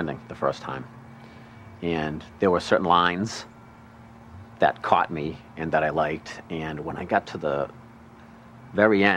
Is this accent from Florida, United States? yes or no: no; Braintree, Massachusetts, United States; I'm from Braintree, Massachusetts, 34 years old